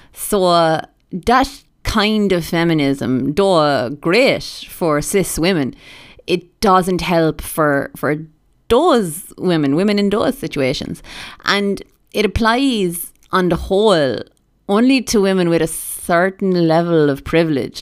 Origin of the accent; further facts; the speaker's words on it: Ireland; being Irish